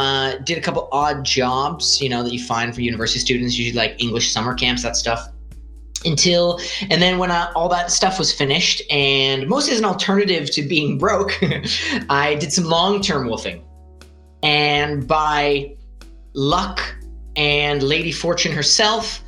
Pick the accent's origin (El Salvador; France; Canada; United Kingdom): Canada; Greater Toronto area, Southern Ontario; moved away as an adult; also born or lived in Yukon; now in Italy; I'm actually Canadian. I come from Southern Ontario, the Greater Toronto area.